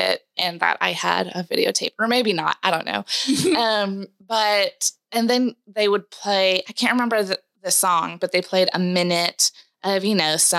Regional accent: Mount Juliet, Tennessee, United States; also born or lived in Kentucky; Born and raised here, Middle Tennessee. I grew up in Mount Juliet, which is just 20 miles east of the city.

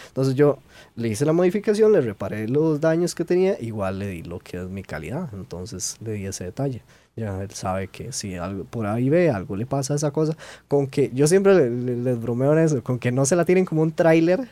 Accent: Costa Rica; nosotros como buenos ticos

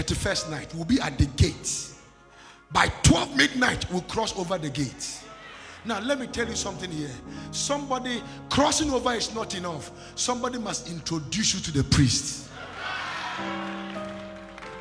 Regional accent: Kojokrom, Western Region, Ghana; also born or lived in Lagos, Nigeria / Atonsu Bokro, Ghana; I came from Kojokrom straight to Lagos to go to Bible school

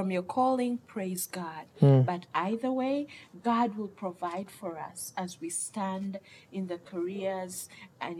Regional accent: Uganda; I come from Uganda, my beautiful country, Uganda

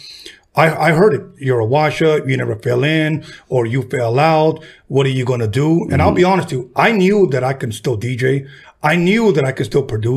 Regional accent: Los Angeles, California, United States; I'm from Wilmington

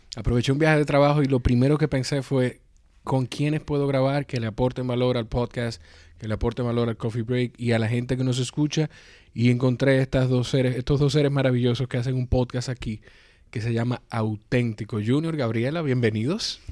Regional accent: Dominican Republic; yo soy dominicano

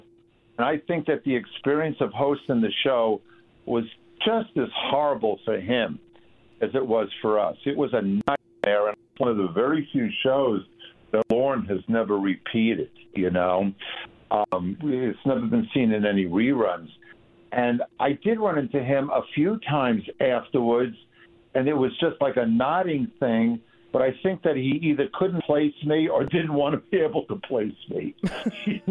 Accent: Long Island, New York, United States; I'm from Long Island. My dad worked in New York, so this was my town

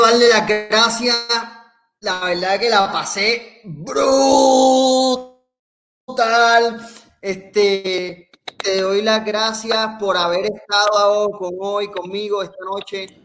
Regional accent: Puerto Rico; nosotros como puertorriqueños en otros países

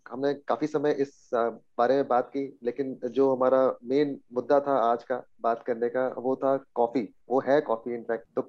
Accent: Punjab, India; मतलब हम मैं पंजाबी हूँ हमारे यहाँ राजमा बनता है

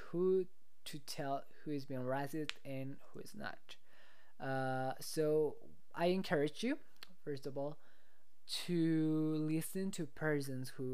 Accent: Mexico; I'm from Mexico, I know that, but like, I've been living in Mexico my entire life

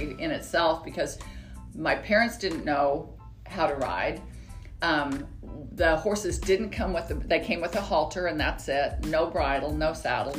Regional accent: Las Vegas, Nevada, United States; moved away as an adult; also born or lived in Arizona; now in Texas, United States; I was born and raised in Las Vegas

